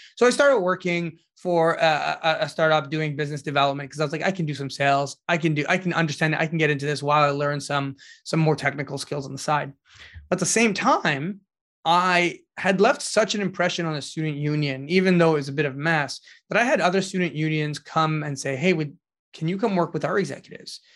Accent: Ottawa, Ontario, Canada; the community that I grew up in Ottawa

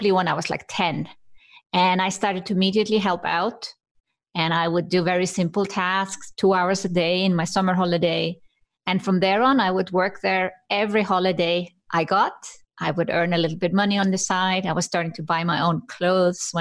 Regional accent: Iceland; now in Switzerland; I come from Iceland.

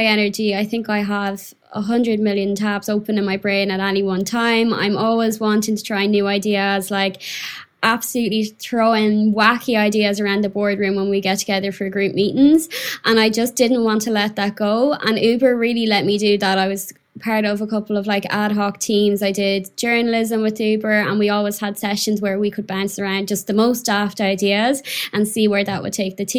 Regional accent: Mayo, Connacht, Ireland; moved away as an adult; now in London, United Kingdom; where I'm from in Ireland, little old Mayo

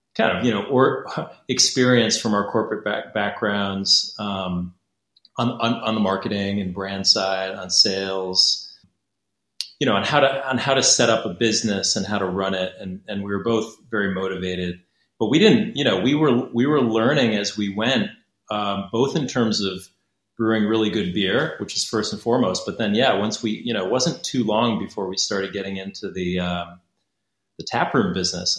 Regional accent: Connecticut, United States; moved away as an adult; now in Beijing, China; I'm American. I'm uh, from Connecticut originally

